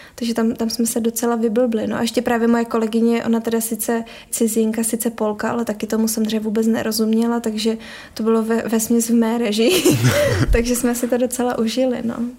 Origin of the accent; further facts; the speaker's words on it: Prague, Czechia; now in Ostrava, Czechia; přiběhla jsem až z Prahy.